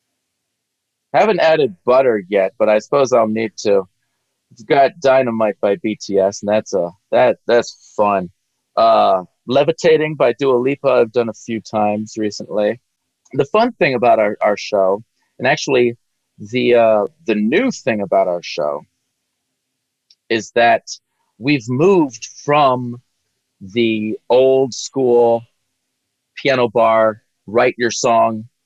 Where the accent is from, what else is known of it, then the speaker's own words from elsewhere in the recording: Gulf Coast of Mississippi, United States; originally I'm from the Gulf Coast of Mississippi. So I grew up on the Gulf Coast